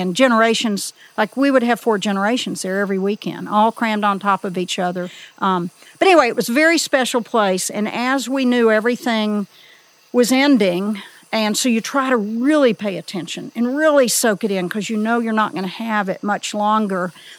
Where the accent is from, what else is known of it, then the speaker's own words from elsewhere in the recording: Elkmont, Tennessee, United States; they knew I was from Elkmont